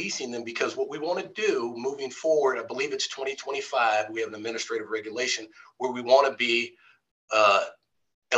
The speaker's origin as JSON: {"language": "English", "region": "Midwest", "country": "United States", "moved": "yes", "lives_now": "California, United States", "said": "I'm from the Midwest"}